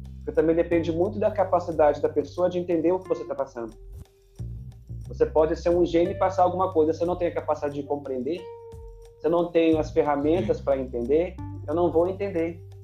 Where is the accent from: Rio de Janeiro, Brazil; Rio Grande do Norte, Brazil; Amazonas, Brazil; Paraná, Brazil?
Rio de Janeiro, Brazil; Campos dos Goytacazes; also born or lived in São Fidélis, Brazil; eu nasci em Campos, fui criado aí nesse, nessa ponte aérea. Campos, São Fidélis.